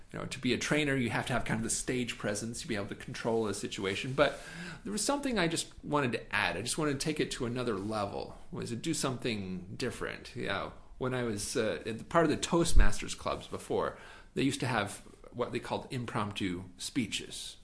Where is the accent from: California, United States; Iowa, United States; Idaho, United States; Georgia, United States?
Idaho, United States; Firth; moved away as an adult; now in Shanghai, China; Firth, yes. I grew up in a small town called Firth